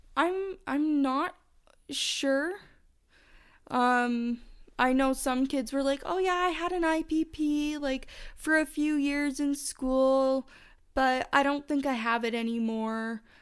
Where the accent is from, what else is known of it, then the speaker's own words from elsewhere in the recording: Calgary, Alberta, Canada; I'm from Calgary, Alberta, Canada